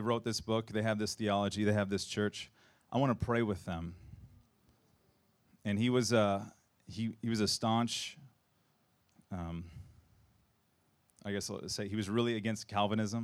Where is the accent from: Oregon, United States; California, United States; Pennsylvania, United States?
Oregon, United States; Portland; moved away; I'm from Portland originally.